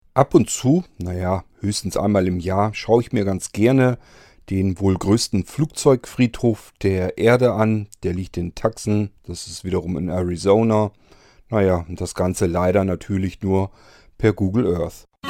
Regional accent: Germany; bei uns in Deutschland

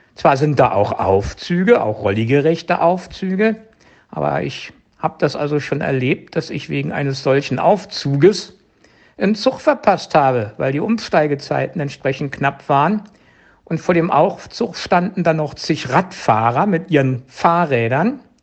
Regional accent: Germany; bei uns in Deutschland

